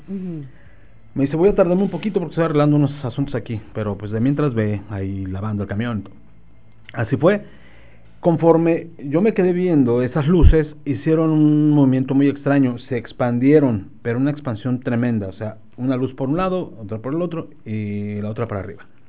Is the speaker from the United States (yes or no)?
no; Nezahualcóyotl, State of Mexico, Mexico; moved away; allá en mi tierra natal, allá en Ciudad Nesa